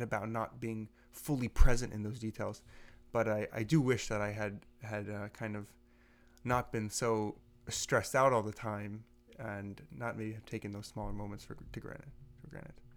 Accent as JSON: {"language": "English", "town": "Seattle", "region": "Washington", "country": "United States", "moved": "yes", "said": "I'm from Seattle"}